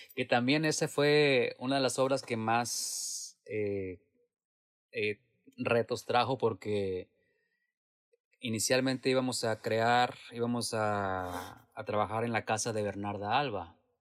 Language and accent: Spanish; Mexico; moved away as an adult; now in San Jose, United States